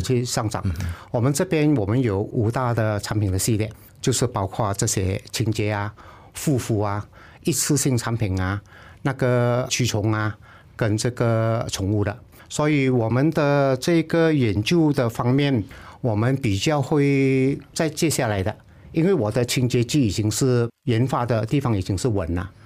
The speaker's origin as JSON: {"language": "Chinese", "country": "Malaysia", "said": "我们是英国的殖民地"}